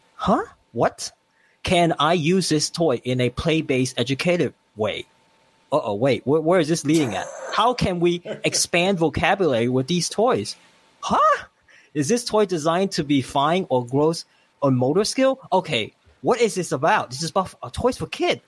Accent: Hong Kong; moved away; where I come from Hong Kong

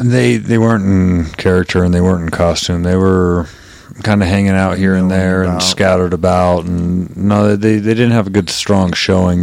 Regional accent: Aurora, United States; I'm from Aurora.

